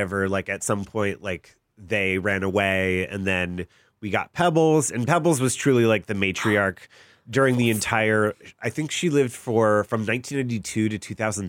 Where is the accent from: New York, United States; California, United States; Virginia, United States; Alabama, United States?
California, United States; Orange County; I grew up in Orange County